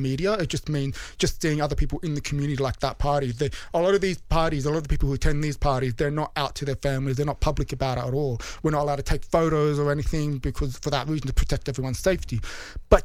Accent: Sydney, New South Wales, Australia; accent: Bogan; moved away as an adult; now in London, United Kingdom; I was born in Sydney.

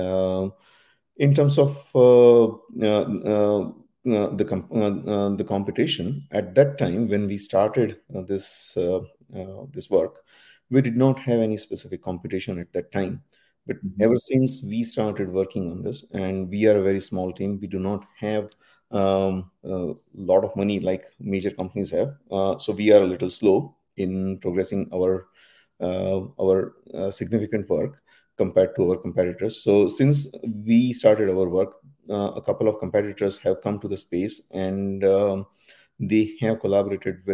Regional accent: India; moved away as an adult; also born or lived in Dundee, Scotland; So I was born and raised in India.

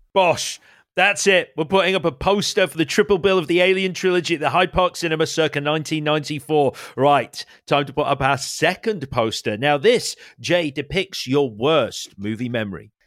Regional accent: Leeds, Yorkshire and the Humber, United Kingdom; I grew up in Leeds

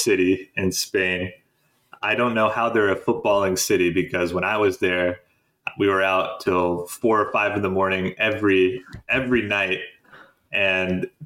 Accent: United States; as an American

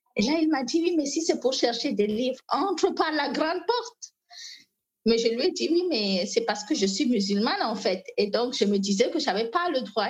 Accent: Maroua, Far North, Cameroon; French is a second language; je viens du Grand Nord Cameroun, plus précisément de la ville de Maroua

